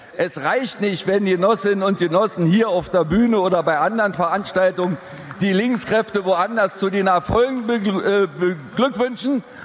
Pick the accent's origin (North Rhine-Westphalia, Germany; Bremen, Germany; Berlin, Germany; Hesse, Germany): Berlin, Germany; now in Gottberg, Germany; Ich stamme ursprünglich, hört man vielleicht noch, aus Berlin, bin dort geboren worden im Krankenhaus der Deutschen Volkspolizei